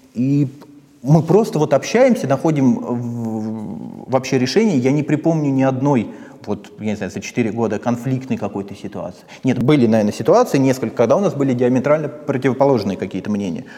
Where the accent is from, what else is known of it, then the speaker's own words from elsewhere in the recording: Posad, Moscow Oblast, Russia; Я из Подмосковья, из Посада